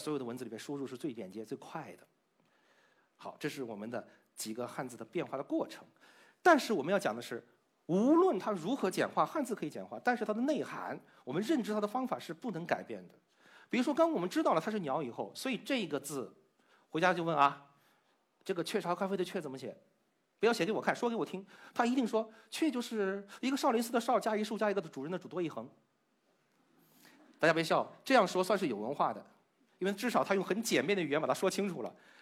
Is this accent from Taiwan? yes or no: no; China; 因为我们中国人的脑洞开的是不一样的，所以把它留下来了。